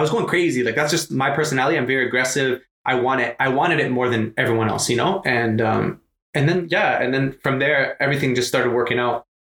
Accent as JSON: {"language": "English", "country": "Canada", "tie": "born or raised there", "also_born_or_lived": "Lebanon", "said": "we moved to Canada from Lebanon. I was just a year old. So basically, I grew up in Canada."}